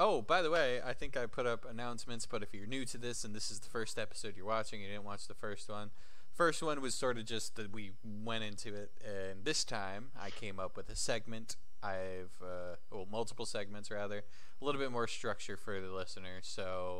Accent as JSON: {"language": "English", "region": "Kentucky", "country": "United States", "said": "I'm from Kentucky, you know?"}